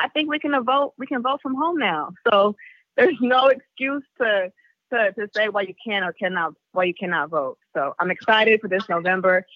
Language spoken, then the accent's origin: English; the Bay Area, California, United States; I'm from the Bay.